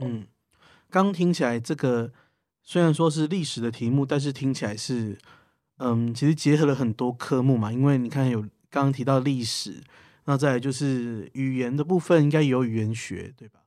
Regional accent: Tainan, Taiwan; 因为我本身是台南人

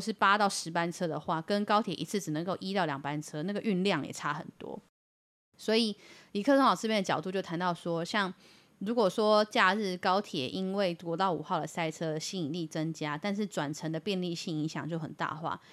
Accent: Yilan County, Taiwan; 是我们宜兰人承担雪山隧道开通以后的冲击啊

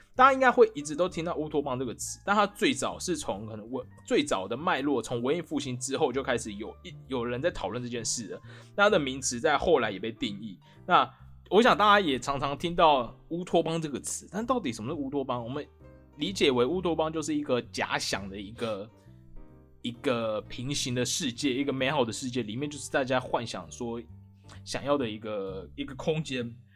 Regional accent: Taiwan; 我们台湾人是不是活得很安逸耶

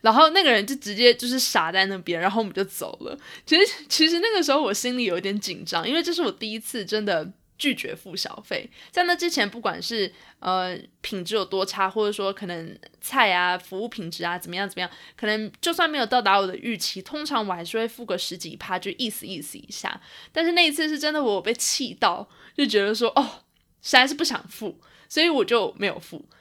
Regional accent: Taiwan; moved away; 我妈妈还有我家人从台湾来看我

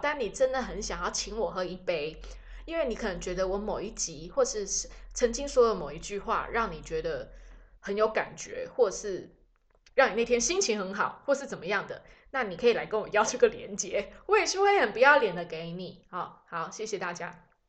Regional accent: Taiwan; 我们台湾人本来就是比较遵守，follow the rule 的那个族群

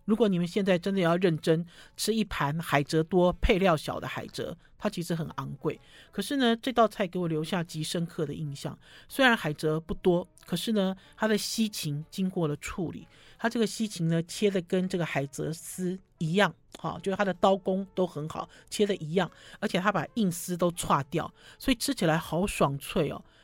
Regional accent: Taiwan; 是我们台湾人自己发明的菜

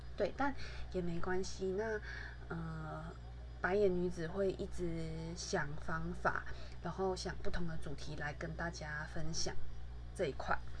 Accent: Malaysia; moved away as an adult; now in Taiwan; 我其实从小到大都是在马来西亚长大

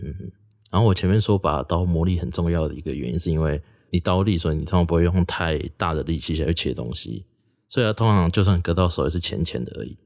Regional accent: former Taichung County, Taiwan; 我自己是旧台中县长大的

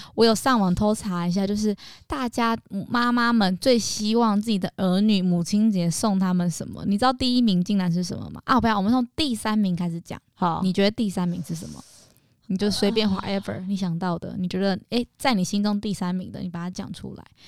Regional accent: Tainan, Taiwan; 我妈是在台中工作，我在台南给阿妈带

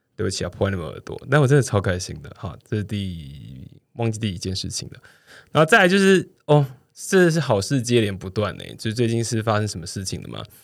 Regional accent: Pingtung County, Taiwan; 屏东的，哦，我的家乡，屏东县

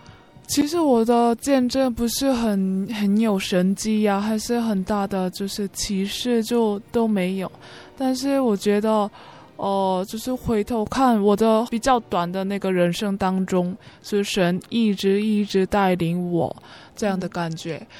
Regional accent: South Korea; Chinese is a second language; 我是从韩国江南教会来的

